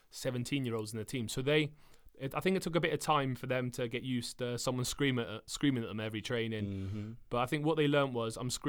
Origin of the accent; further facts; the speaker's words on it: England, United Kingdom; I grew up in what we call a, a council estate.